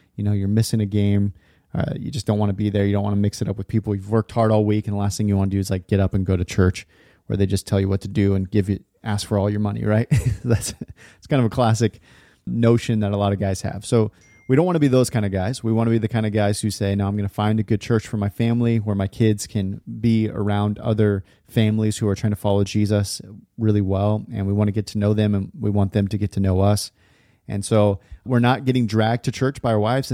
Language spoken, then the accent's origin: English; California, United States; now in Portland, United States; I grew up in California, live in Portland area now